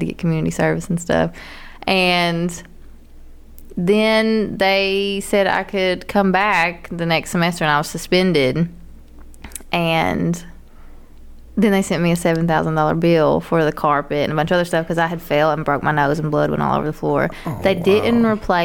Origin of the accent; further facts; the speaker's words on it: near Pikeville, Kentucky, United States; moved away as an adult; also born or lived in Lexington, Kentucky / Georgia; I was in Pikeville and I had to go back home, which is like 45 minutes away, but still in the middle of fucking nowhere.